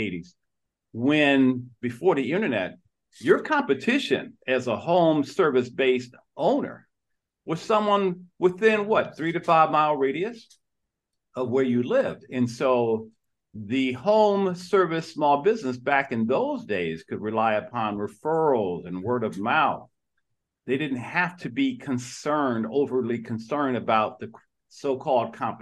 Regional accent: Detroit, Michigan, United States; I was born and raised in Detroit, Michigan

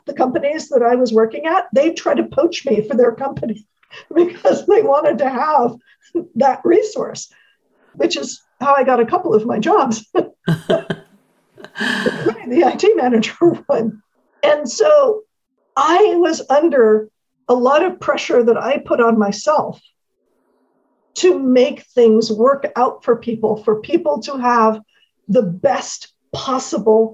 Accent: San Francisco, California, United States; I was born and raised in San Francisco, California

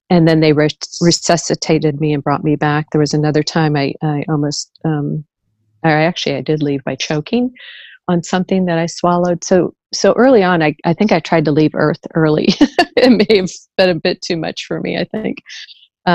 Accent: St. Louis, Missouri, United States; I was born and raised in the Midwest, St. Louis, Missouri.

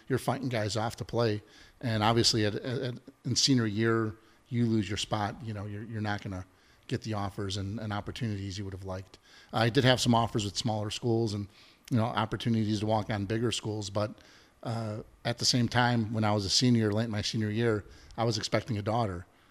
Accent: Chicago, Illinois, United States; growing up in the South Side, right? I'm a, I'm, I'm a son of a steel mill worker

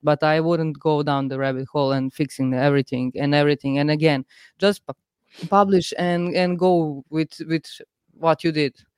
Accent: Serbia; I'm from Serbia

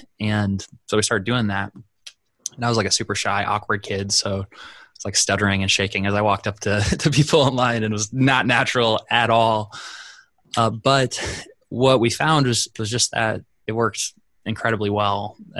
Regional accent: South Dakota, United States; which usually when I tell people I'm from South Dakota, they're like, wow, people actually live there.

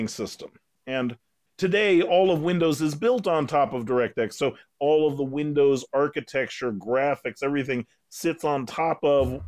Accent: Alaska, United States; moved away as an adult; also born or lived in Massachusetts; now in New Zealand; I was raised in Alaska for 16 years in a log cabin with no water, no electricity, and no plumbing.

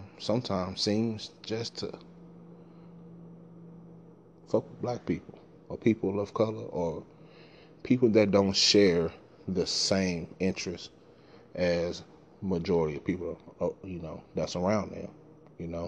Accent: Dallas, Texas, United States; I'm from South Dallas, Texas

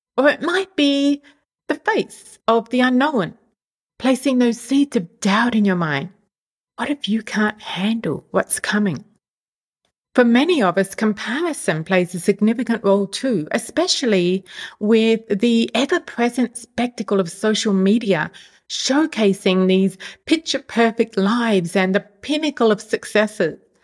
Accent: Australia; moved away as an adult; now in Europe; move from my home country, Australia, to the other side of the world

